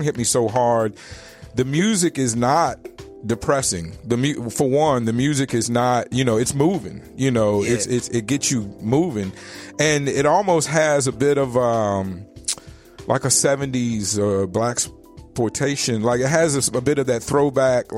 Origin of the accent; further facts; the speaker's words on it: Richmond, Virginia, United States; Richmond, my hometown